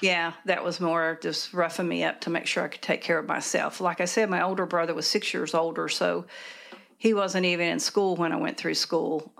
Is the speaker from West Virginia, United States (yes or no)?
yes; near Princeton, Southern West Virginia, United States; I grew up in Southern West Virginia, out in a rural area, um, maybe ten miles north of Princeton